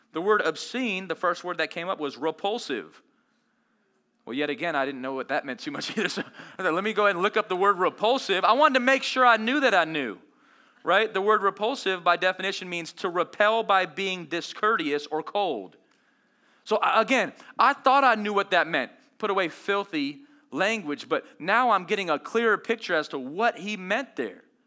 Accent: Las Vegas, Nevada, United States; I grew up in Las Vegas

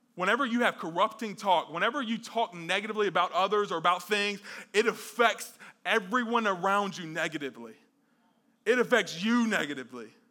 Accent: the South, United States; growing up in the South

